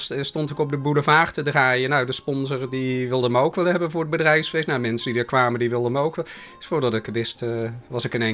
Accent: Oss, North Brabant, Netherlands; accent: soft G; now in Rotterdam, Netherlands; ik woonde nog in Den Bosch, vandaar mijn zachte G. Ondanks het feit dus- dat ik al heel lang in Rotterdam

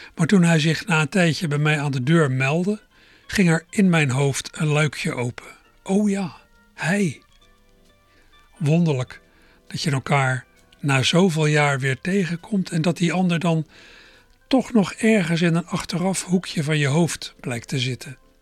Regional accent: Berkel en Rodenrijs, South Holland, Netherlands; moved away; also born or lived in Schiebroek, Rotterdam; ik vroeger in Berkel Rode reis heb gewoond

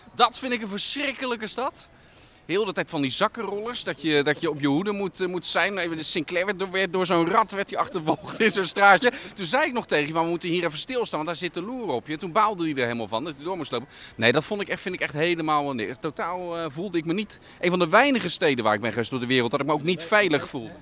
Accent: Netherlands; ben ik toch een Hollander

